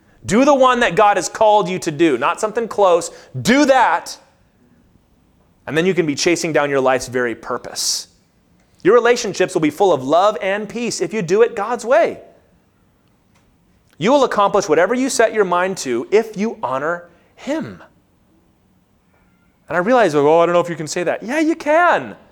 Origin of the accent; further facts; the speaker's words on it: Lynchburg, Virginia, United States; I grew up in Lynchburg, Virginia